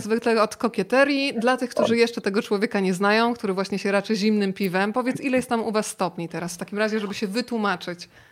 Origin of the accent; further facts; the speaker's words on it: Rzeszów, Subcarpathian Voivodeship, Poland; pochodzimy z tego samego miasta. To pozdrówmy nasze miasto rodzinne